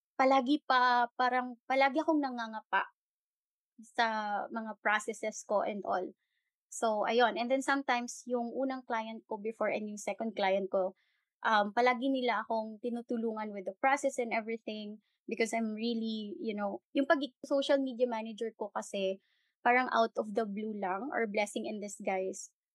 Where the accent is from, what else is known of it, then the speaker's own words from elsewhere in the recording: Bacolod, Western Visayas, Philippines; first language Hiligaynon; Tagalog is a second language; I'm from Bacolod. I'm Ilongga.